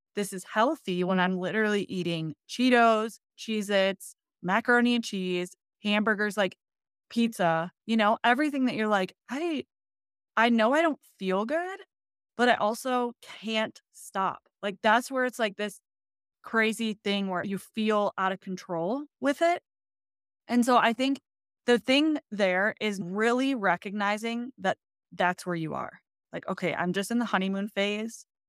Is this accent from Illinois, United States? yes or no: no; Michigan, United States; now in Colorado, United States; I'm originally from Michigan.